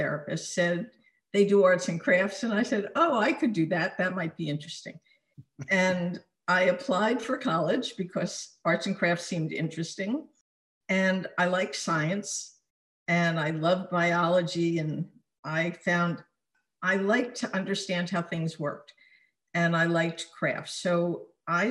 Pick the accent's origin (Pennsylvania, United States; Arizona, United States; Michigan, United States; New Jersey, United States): New Jersey, United States; South Orange; moved away as an adult; also born or lived in Newark, New Jersey / Short Hills, New Jersey; now in Southern California, United States; I was born in Newark. I grew up in South Orange